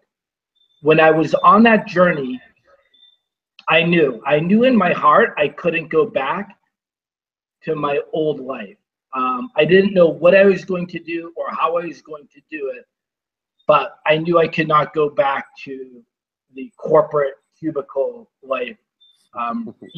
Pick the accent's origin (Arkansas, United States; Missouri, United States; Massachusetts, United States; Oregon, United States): Massachusetts, United States; Boston; I grew up in Boston